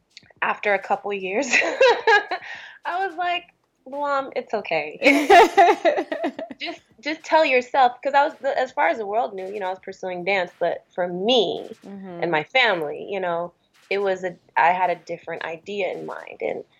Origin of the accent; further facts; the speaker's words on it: Eritrea; born there; moved away; Well, I'm East African. I'm from, I was born in Eritrea.